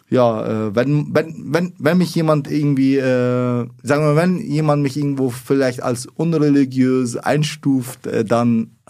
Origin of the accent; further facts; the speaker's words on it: Iraq; born there; also ich bin gebürtig aus Irak und die meisten sind eben Moslem.